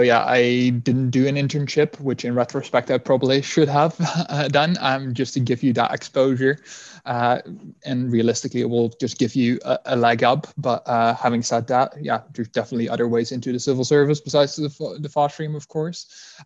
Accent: Netherlands; English is a second language; now in United Kingdom; I mean, as you'd be able to tell by my accent, I'm not from the UK originally. I'm from the Netherlands.

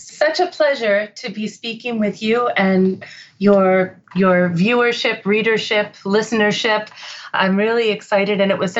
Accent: Connecticut, United States; I grew up in Connecticut. My family was from New York and Boston. So we're East Coast or, you know, East Coast people.

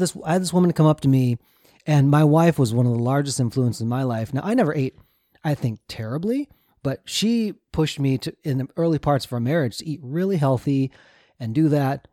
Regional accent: Minnesota, United States; Josh and I grew up in Minnesota, the land of passive aggressiveness

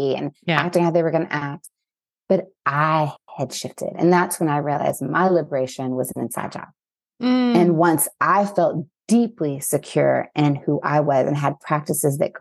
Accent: Mexico; growing up in Mexico

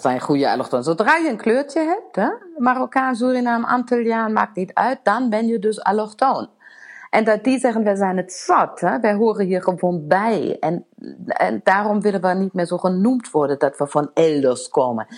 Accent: Germany; now in Netherlands

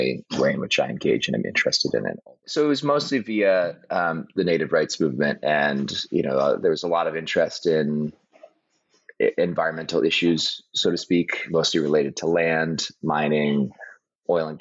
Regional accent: Oakland, California, United States; now in Bremerton, United States; I grew up in Oakland, California

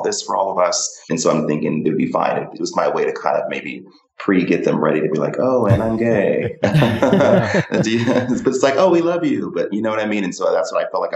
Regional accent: Orange County, Southern California, United States; now in Los Angeles, United States; I grew up in Orange County here in Southern California, and I moved

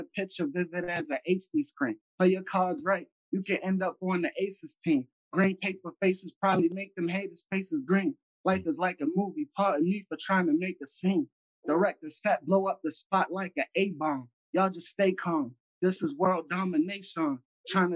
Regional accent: Baltimore, Maryland, United States; I'm from Baltimore

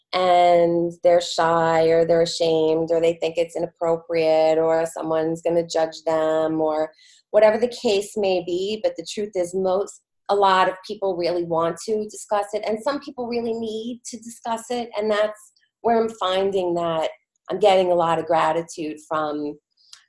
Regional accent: New York, United States; I am a New Yorker. I've born and raised living in New York with two sons

